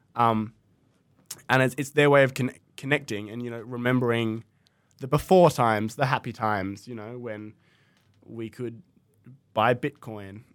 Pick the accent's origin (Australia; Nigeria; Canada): Australia; Tasmania; I'm from Tasmania